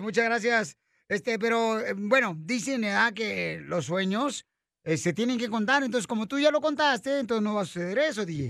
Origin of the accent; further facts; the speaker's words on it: Michoacán, Mexico; soy de Michoacán